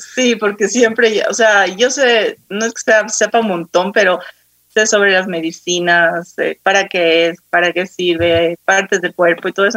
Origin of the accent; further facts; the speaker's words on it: Quito, Pichincha, Ecuador; yo soy de Quito, nací aquí, eh, viví casi toda mi vida aquí.